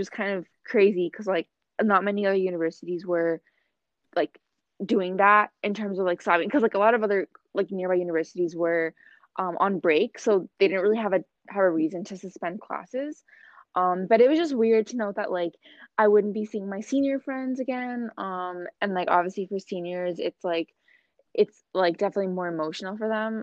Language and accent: English; Boston, Massachusetts, United States; am from Boston, Massachusetts, um, from the United States.